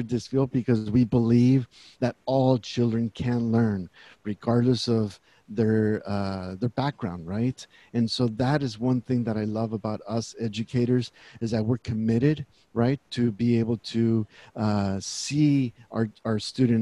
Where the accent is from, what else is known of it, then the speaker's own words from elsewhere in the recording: Central Valley, California, United States; also born or lived in Texas; Born in Texas, but raised here in California all of my life. Grew up here in the Central Valley